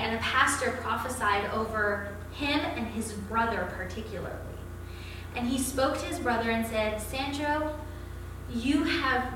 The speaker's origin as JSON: {"language": "English", "country": "Canada", "said": "I'm Canadian"}